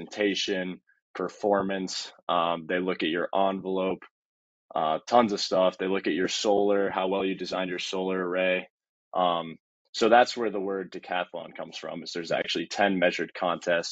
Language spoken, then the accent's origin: English; Colorado Springs, Colorado, United States; now in Boulder, United States; I grew up in Colorado Springs, about 2 hours south of here